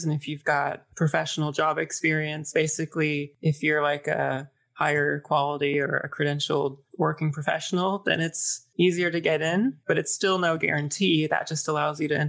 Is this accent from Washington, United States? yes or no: yes; Washington, United States; moved away as an adult; now in Vancouver, Canada; I was born and I grew up in Washington State, but my mother is Canadian